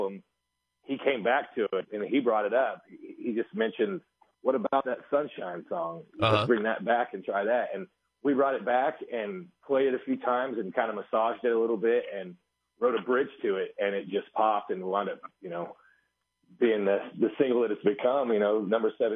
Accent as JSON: {"language": "English", "town": "Wheaton", "region": "Missouri", "country": "United States", "tie": "born or raised there", "said": "I grew up in Wheaton, Missouri, which is a couple hours from you"}